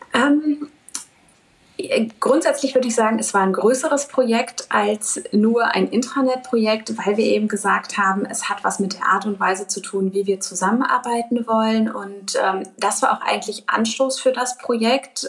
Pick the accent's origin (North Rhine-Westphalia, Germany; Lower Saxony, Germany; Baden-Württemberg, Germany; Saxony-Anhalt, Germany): North Rhine-Westphalia, Germany; Dortmund; Bin selbst auch gebürtige Dortmunderin und schon immer sehr stark äh, mit der Heimatstadt verwurzelt gewesen.